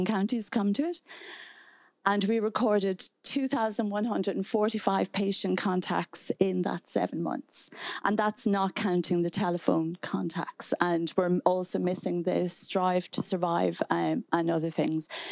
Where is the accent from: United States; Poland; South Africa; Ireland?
Ireland; Donegal, Ulster; moved away; I'm from Donegal